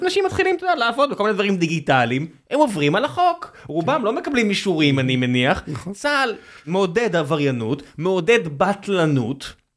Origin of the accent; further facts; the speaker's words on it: Israel; אנחנו ישראלים